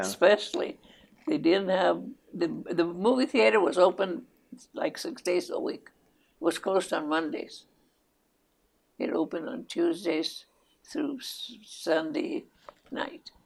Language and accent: English; Peralta, New Mexico, United States; first language Spanish; English is a second language; also born or lived in Estancia, New Mexico / Los Lunas, New Mexico / Chama, New Mexico; I was born right here, right here, right just outside of Albuquerque, mm-hmm. about 15 miles from Albuquerque, and even a little town. It's still a village. It's incorporated. The name of it is Peralta, New Mexico